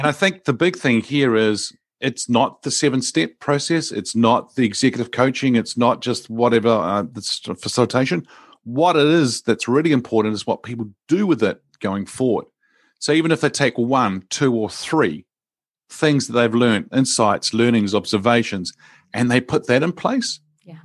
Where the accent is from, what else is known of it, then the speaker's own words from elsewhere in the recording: New Zealand; born and grew up in New Zealand here